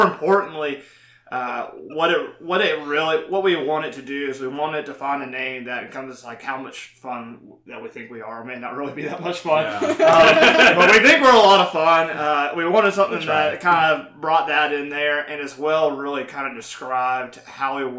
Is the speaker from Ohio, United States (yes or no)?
no; Chattanooga, Tennessee, United States; Trey and I are from Chattanooga